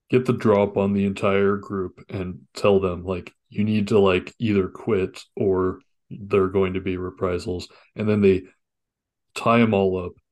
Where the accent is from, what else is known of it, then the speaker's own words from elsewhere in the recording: Ireland; You can tell we're both Irish because we didn't finish the books before